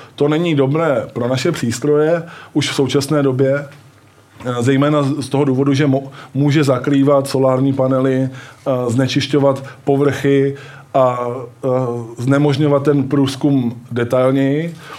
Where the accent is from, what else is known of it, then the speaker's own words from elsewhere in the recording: Brno, South Moravian Region, Czechia; Já jsem z Brna